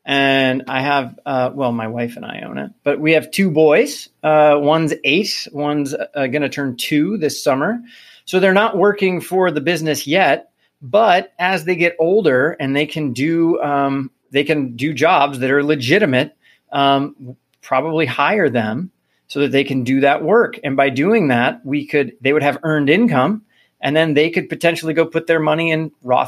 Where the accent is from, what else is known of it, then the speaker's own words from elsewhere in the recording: Midwest, United States; I'm from the Midwest.